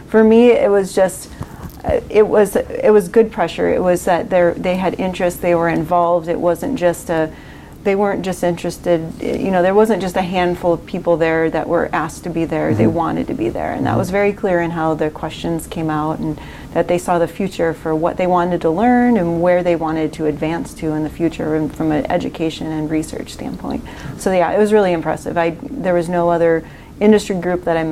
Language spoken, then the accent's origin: English; Wisconsin, United States; moved away as an adult; now in Oregon, United States; I grew up in Wisconsin, not a great production area at all